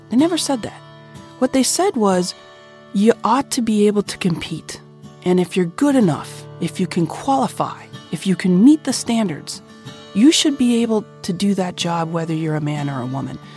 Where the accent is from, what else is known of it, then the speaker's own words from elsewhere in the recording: Kentucky, United States; Now I'm running for Congress against Andy Barr in my home state of Kentucky.